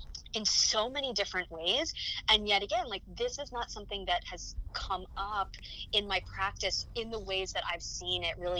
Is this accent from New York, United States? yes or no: yes; Rockland County, New York, United States; the Rockland Family Shelter, which was an organization in my hometown